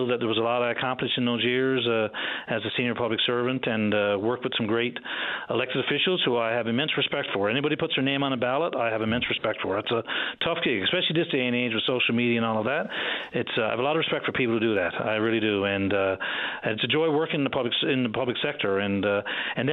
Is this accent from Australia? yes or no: no; Stephenville, Newfoundland and Labrador, Canada; moved away; also born or lived in Trepassey; I'm originally from Stephenville, and so I was born and raised in Stephenville.